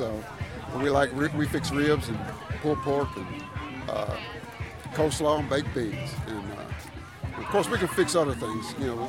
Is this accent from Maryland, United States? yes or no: no; Kingsport, Tennessee, United States; I'm based out of Kingsport, been there all of my life.